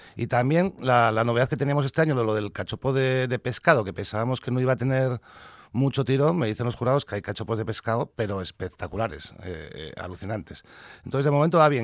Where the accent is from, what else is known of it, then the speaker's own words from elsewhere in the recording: Asturias, Spain; sabes cómo somos los asturianos